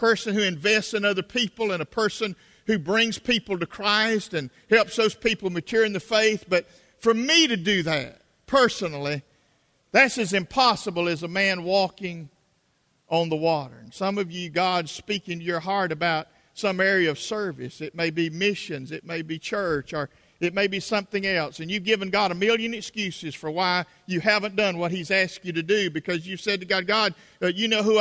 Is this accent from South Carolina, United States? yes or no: yes; South Carolina, United States; accent: South Carolina; my South Carolina accent